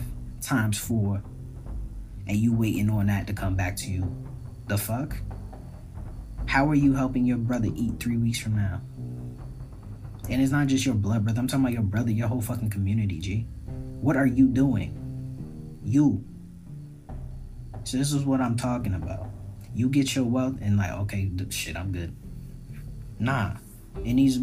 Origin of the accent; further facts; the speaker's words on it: Barbados; now in United States; my Caribbean people raised me, those are my parents, that's my family, that's my family